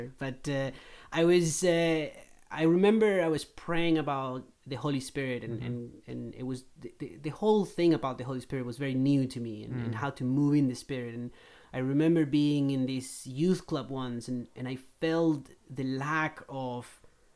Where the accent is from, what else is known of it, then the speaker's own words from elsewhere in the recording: Chile; moved away as an adult; also born or lived in Northern Ireland; I was born in Chile. I left when I was 18 to be a missionary